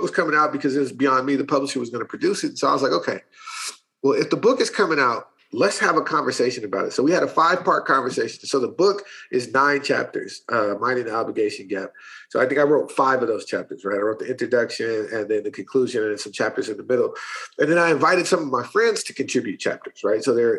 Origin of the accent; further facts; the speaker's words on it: Berkeley, California, United States; Marx and Fanon, because I'm from Berkeley, right?